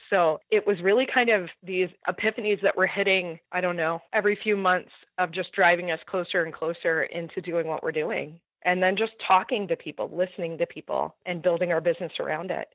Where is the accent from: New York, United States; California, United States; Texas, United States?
California, United States; Southern; We're both from Southern California, coastal, definitely small backyards, not a lot of space